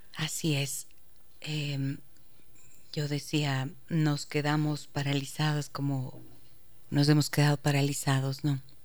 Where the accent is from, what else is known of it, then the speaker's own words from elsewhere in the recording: Ecuador; como ecuatoriana como madre de familia